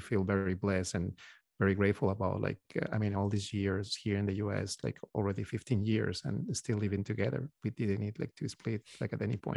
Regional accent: Peru; moved away as an adult; now in United States; We are originally from Peru, from South America.

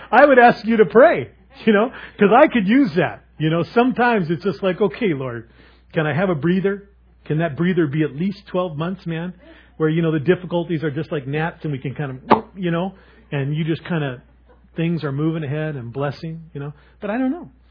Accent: Seattle, Washington, United States; I was a druggie from Seattle

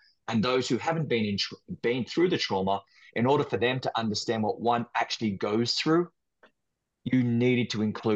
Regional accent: Queanbeyan, New South Wales, Australia; moved away as an adult; now in New York, United States; I'm Australian. I grew up in Australia. I now live in New York. I've been here for the past 15 years, but I grew up in a small town called Queanbeyan, and Queanbeyan is just outside of Canberra.

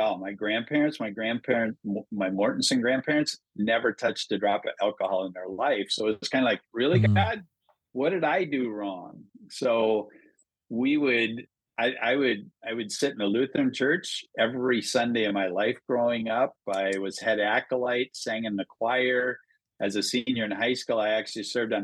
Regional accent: small town Minnesota, United States; moved away as an adult; also born or lived in Le Mars, Iowa / Las Vegas, Nevada; Born in Iowa, grew up in Minnesota.

